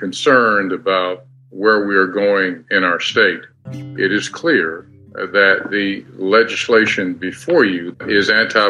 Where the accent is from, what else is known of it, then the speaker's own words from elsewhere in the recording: Texas, United States; I come before you as a Texan